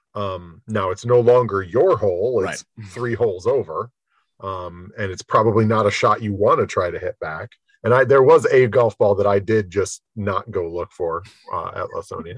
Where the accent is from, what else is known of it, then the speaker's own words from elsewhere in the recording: Michigan, United States; I grew up in Michigan